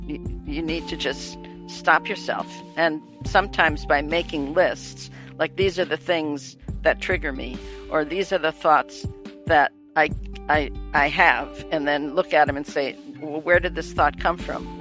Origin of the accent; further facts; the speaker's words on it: Wisconsin, United States; moved away; also born or lived in New York; I'm from Wisconsin.